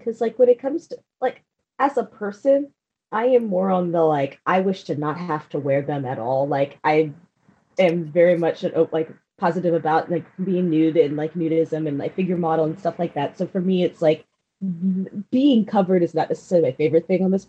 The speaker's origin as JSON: {"language": "English", "region": "Northern California", "country": "United States", "tie": "born or raised there", "also_born_or_lived": "Virginia", "said": "the essence of my being was bred in NorCal, and we're just a whole breed of people."}